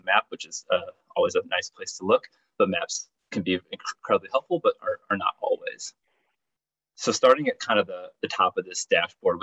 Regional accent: Chicago, Illinois, United States; my hometown of Chicago

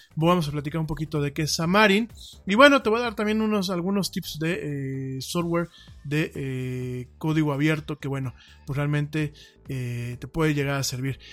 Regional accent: Mexico; also born or lived in Spain

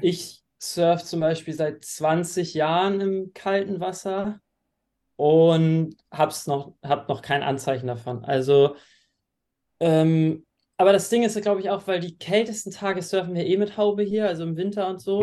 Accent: Flensburg, Schleswig-Holstein, Germany; now in Klitmøller, Denmark; komme gebürtig aus Flensburg ähm, und wohne jetzt mittlerweile in Klittmöller in Dänemark an der Nordwestküste

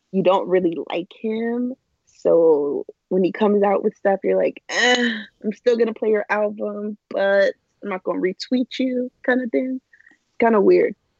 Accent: Los Angeles, California, United States; I am from Southern California, um, like LA area

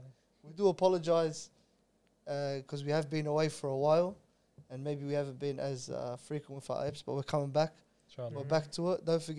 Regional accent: Australia; I go, I'm Lebanese. He's number what country? Because you don't speak. I go, I'm from Australia.

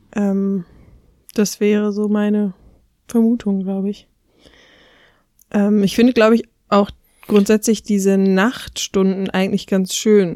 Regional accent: near Cologne, North Rhine-Westphalia, Germany; ich komme aus der Nähe von Köln

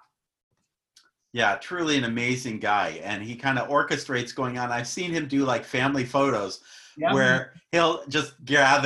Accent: Phoenix, Arizona, United States; I grew up in Phoenix

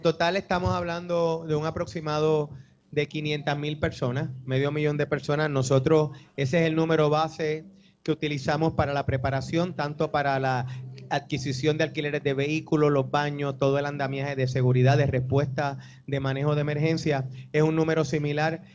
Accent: Puerto Rico; tradiciones que nos definen a nosotros como puertorriqueños

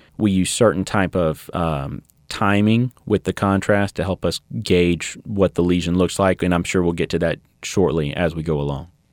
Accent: Baton Rouge, Louisiana, United States; also born or lived in Shreveport; originally from Baton Rouge

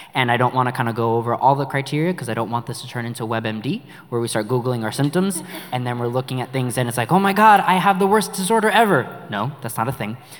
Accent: New York City, New York, United States; accent: New York; moved away; we're from New York if you haven't heard our accent

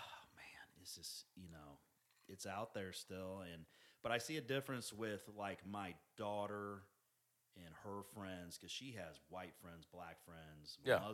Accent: Independence, United States; I grew up in Independence. And, you know, there was a Samoan population. There was white. There was some black.

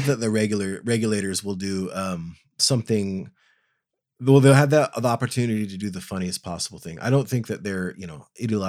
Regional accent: United States; as an American

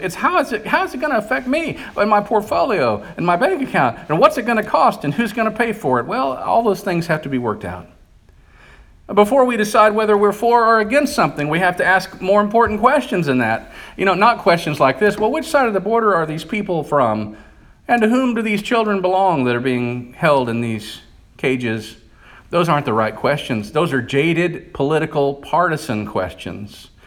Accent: United States; also born or lived in Bible Belt; we live in a culture today, as American Christians

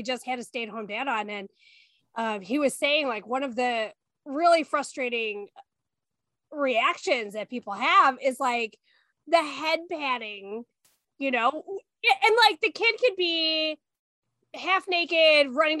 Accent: India; So I am Indian. My husband is white, Northern European, and our daughter looks significantly like him.

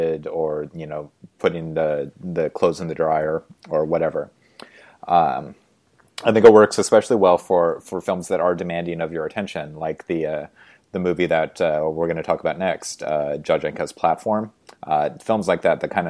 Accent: Spokane, Washington, United States; I grew up in Spokane in the 1980s

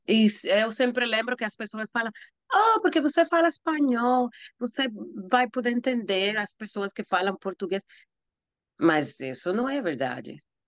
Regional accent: Dominican Republic; Portuguese is a second language; moved away as an adult; now in New York, United States; eu sou dominicana, eu moro nos Estados Unidos, a, a cidade de Nova York

